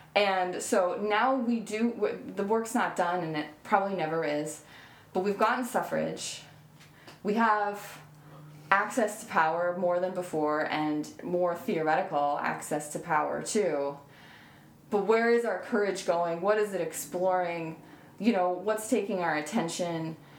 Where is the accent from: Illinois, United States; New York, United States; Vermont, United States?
Vermont, United States; I was raised in Vermont